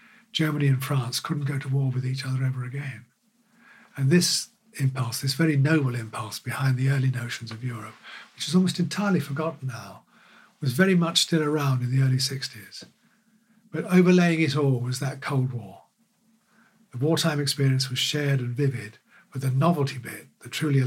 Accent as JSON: {"language": "English", "region": "London", "country": "United Kingdom", "tie": "born or raised there", "said": "when I was growing up in North London, in Finchley in the 50s"}